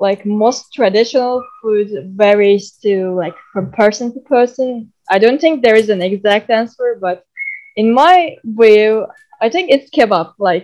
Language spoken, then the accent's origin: English; Turkey; also born or lived in Istanbul; I'm from Turkey. I live in Istanbul, and I've been studying Japanese for almost a year now. And aside from Japanese, I also study Chinese, and yeah, my English is fluent.